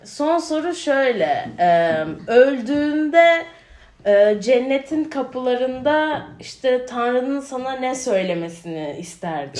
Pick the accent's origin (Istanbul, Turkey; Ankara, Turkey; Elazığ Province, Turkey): Ankara, Turkey; moved away as an adult; also born or lived in Georgia, United States; ben de şimdi Bilkent'te büyüdüm.